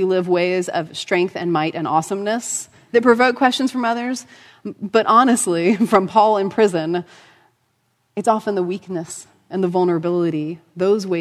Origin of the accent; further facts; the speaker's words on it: United States; as American Christians